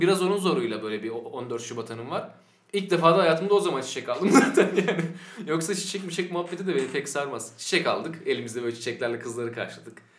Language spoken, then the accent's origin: Turkish; Sakarya, Turkey; now in Eskişehir, Turkey; biz hepimiz Sakaryalıyız